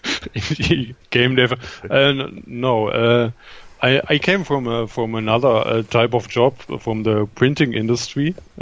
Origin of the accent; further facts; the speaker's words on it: western Germany, Germany; accent: German; English is a second language; moved away as an adult; now in Berlin, Germany; I'm from Western Germany and now living in Berlin since a few years.